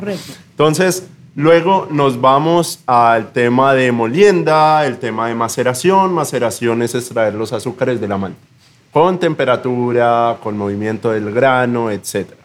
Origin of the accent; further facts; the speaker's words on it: Zipaquirá, Cundinamarca, Colombia; moved away as an adult; Yo soy cipaquireño. Eso queda como a tres horas de Bogotá.